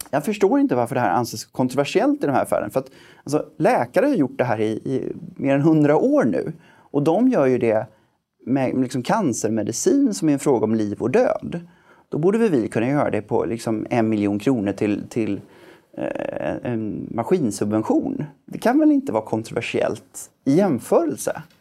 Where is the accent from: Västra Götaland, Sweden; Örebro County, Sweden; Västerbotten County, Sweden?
Västra Götaland, Sweden; Gothenburg; Jag, jag är ju, det hörs inte på dialekten längre men jag är född och uppvuxen i Göteborg